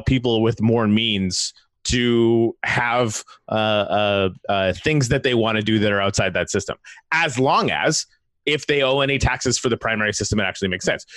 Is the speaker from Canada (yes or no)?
yes; Canada; I come from Canada